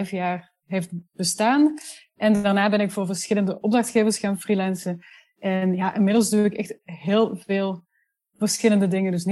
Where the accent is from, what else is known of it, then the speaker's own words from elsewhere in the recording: Netherlands; accent: Flemish; now in Brussels, Belgium; ben uh, Nederlandse, maar dat hoor je niet zo heel goed meer, want ik woon al tien jaar in Brussel en ik heb een behoorlijk Vlaams accent gekregen.